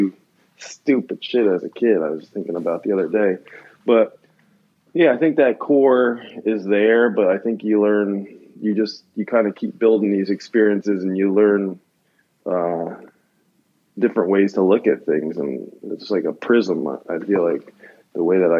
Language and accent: English; New Jersey, United States; now in California, United States; I grew up in New Jersey